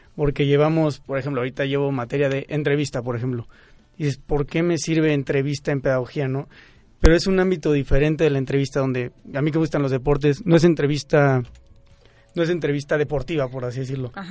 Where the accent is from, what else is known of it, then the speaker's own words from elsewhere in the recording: Querétaro, Mexico; now in Mexico City, Mexico; yo soy de Querétaro